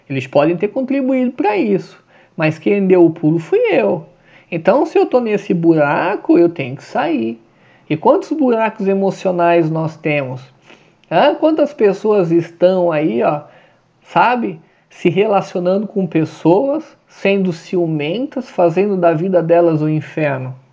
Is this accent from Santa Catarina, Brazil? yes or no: yes; Santa Catarina, Brazil; tá frio pra caramba aqui no sul, né? Sou de Santa Catarina.